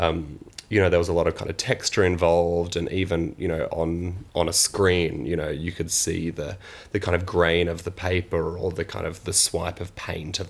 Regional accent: Sydney, New South Wales, Australia; now in Manchester, United Kingdom; I'm actually from Sydney

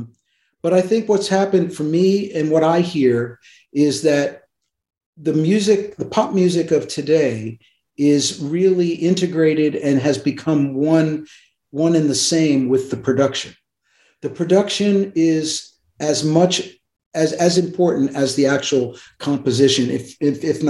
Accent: Pennsylvania, United States; also born or lived in New York City; I was born in New York City, but I grew up in Pennsylvania. We moved to Pennsylvania when I was four.

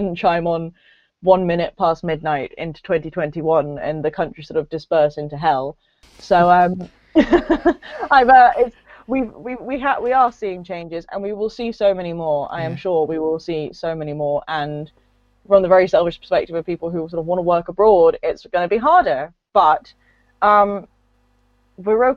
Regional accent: England, United Kingdom; also born or lived in Edinburgh; I grew up in England. I'm 3/4 English.

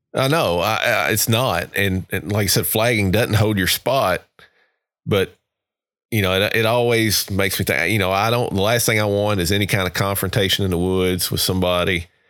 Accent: Kentucky, United States; now in Georgia, United States; I grew up in Kentucky

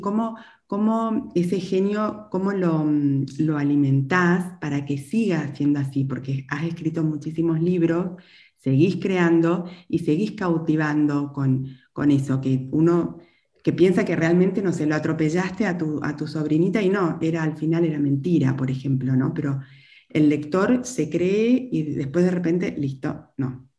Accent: Chaco, Argentina; yo como también soy del interior, soy del Chaco

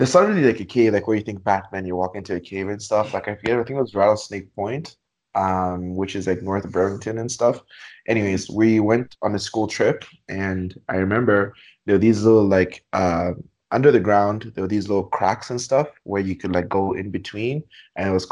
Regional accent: Zambia; now in Canada; growing up in Zambia

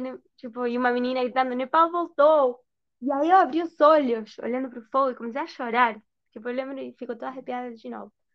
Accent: Buenos Aires, Argentina; Portuguese is a second language; moved away as an adult; also born or lived in Brazil; now in Algarve, Portugal; eu sou da Argentina, da Argentina, Buenos Aires.

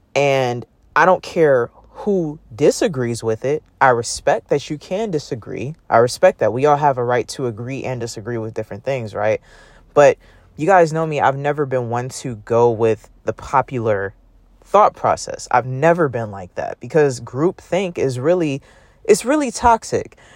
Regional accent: Oakland, California, United States; I'm from Oakland, California

